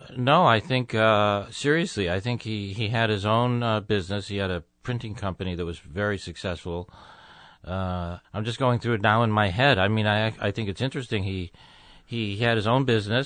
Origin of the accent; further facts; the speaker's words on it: Tucson, Arizona, United States; moved away as an adult; also born or lived in Chicago / Los Angeles; moved to Arizona when I was two, so I grew up in the desert